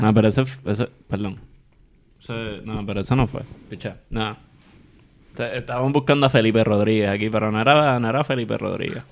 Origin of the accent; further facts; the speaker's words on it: Puerto Rico; como somos todos los puertorriqueños